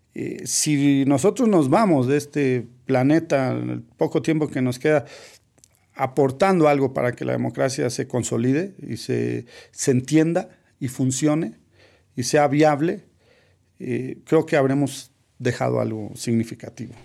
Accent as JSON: {"language": "Spanish", "country": "Mexico", "said": "trato de contribuir en mi país"}